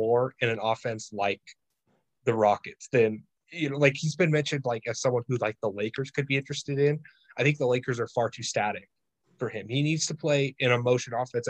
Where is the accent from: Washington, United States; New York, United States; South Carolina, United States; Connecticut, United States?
Washington, United States; Tri-Cities, near Spokane; I'm from the Tri-Cities, which is kind of like by Spokane